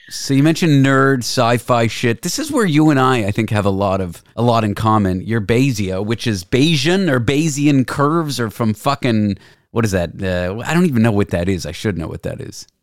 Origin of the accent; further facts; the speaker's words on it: Toronto, Ontario, Canada; also born or lived in Nova Scotia; I'm from Toronto